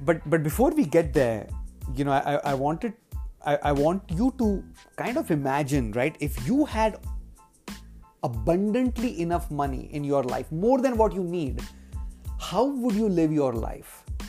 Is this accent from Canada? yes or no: no; India; in my childhood, uh, while growing up in India